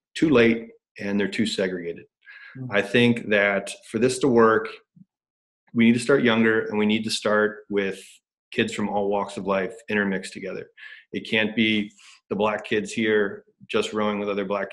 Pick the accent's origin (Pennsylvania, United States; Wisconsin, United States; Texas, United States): Pennsylvania, United States; Upper Darby; now in Chicago, United States; I'm from Upper Darby, not South Philly